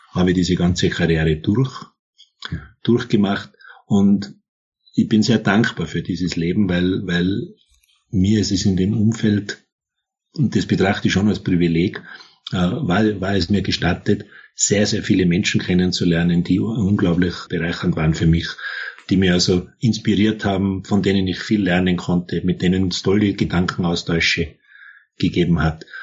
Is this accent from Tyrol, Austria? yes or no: yes; Tyrol, Austria; born there; ich bin im Tirolerischen geboren.